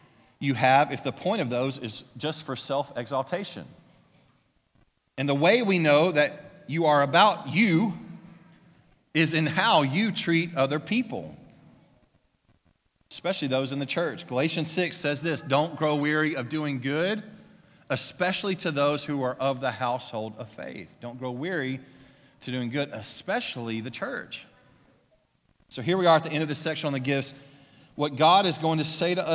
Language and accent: English; Louisiana, United States; moved away; my hometown. It was small. It was in Louisiana.